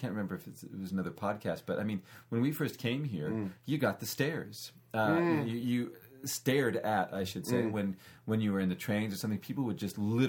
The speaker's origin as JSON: {"language": "English", "country": "United States", "said": "I'm American and I don't care."}